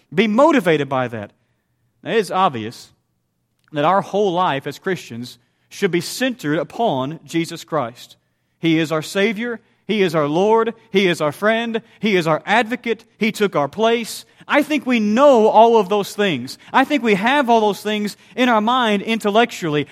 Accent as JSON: {"language": "English", "region": "Southeast Missouri", "country": "United States", "tie": "born or raised there", "said": "the congregation where I grew up in Southeast Missouri"}